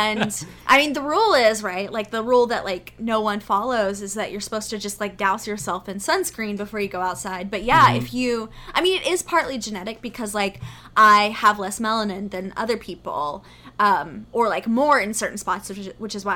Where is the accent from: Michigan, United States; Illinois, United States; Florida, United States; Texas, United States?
Texas, United States; moved away; I'm from Texas